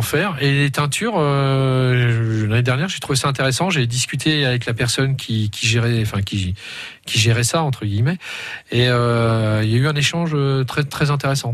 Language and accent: French; Culette, Bourgogne-Franche-Comté, France; du côté de chez moi, du côté de Quillettre. Euh, parce que je viens de Culette, et ça j'y tiens.